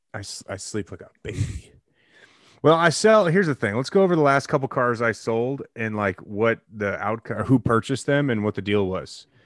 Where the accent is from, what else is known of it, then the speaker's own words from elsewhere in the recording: Geneva, Illinois, United States; also born or lived in Batavia, Illinois / St. Charles, Illinois; I lived at seven seventeen Peck Road in Geneva, Illinois